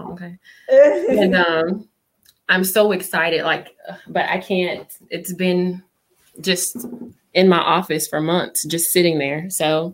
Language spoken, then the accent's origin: English; Augusta, Georgia, United States; I am from Augusta, Georgia